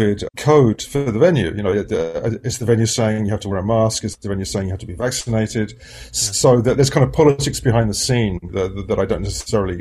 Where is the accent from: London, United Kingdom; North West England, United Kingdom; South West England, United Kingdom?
London, United Kingdom; a teenager growing up in London